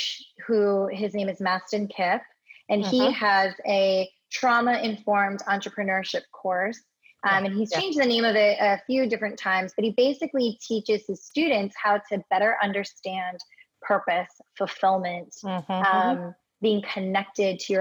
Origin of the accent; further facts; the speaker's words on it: Hawaii, United States; now in Los Angeles, United States; born and raised in Hawaii, actually, but find myself in Los Angeles, California now.